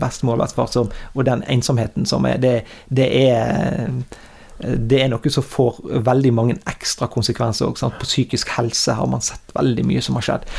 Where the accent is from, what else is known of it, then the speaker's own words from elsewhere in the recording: Strilelandet, Vestland, Norway; jeg kommer ned fra Strilalandet her